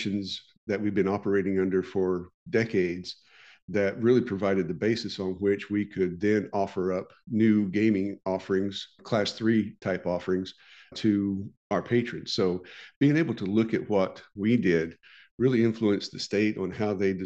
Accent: Oklahoma, United States; my home state of Oklahoma

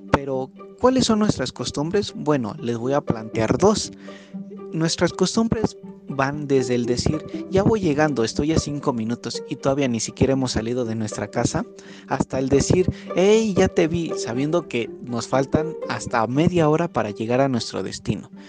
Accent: Mexico; ya que su servidor es mexicano.

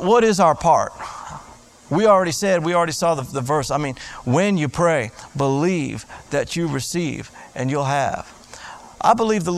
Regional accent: South Florida, United States; I grew up in South Florida.

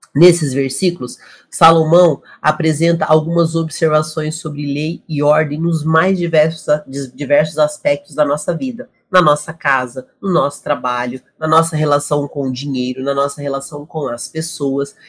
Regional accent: Brazil; Nós que somos brasileiros

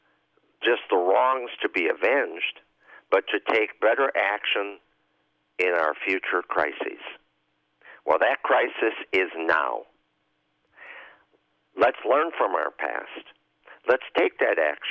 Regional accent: Chicago, Illinois, United States; I say this as a Chicagoan and an Illinoisan and a citizen of the United States

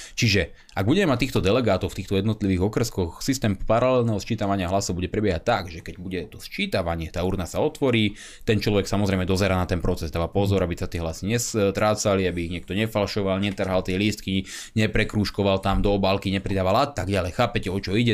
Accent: Slovakia; ako Slovák

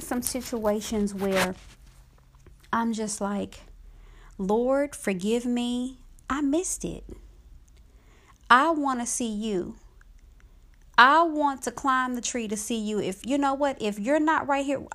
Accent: Dallas, Texas, United States; now in Georgia, United States; growing up in South Dallas, Texas

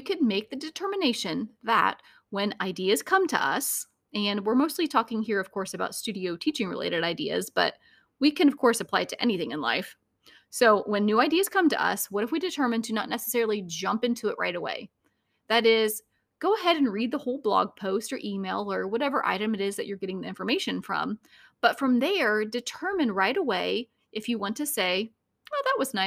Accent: Northeast Indiana, United States; also born or lived in Northeast Ohio; The day after graduation, I moved from Northeast Indiana, 3 hours away, for the summer.

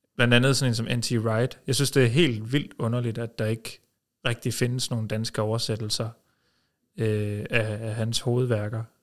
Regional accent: Norway; now in Denmark; jeg er født i Norge

